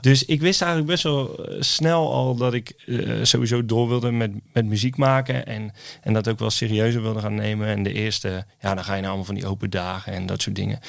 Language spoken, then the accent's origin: Dutch; Oosterhout, North Brabant, Netherlands; ik kom uit Oosthout in, in Noord-Brabant.